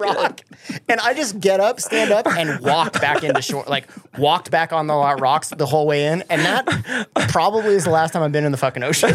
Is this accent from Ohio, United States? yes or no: no; Colorado, United States; also born or lived in Michigan; I grew up in Colorado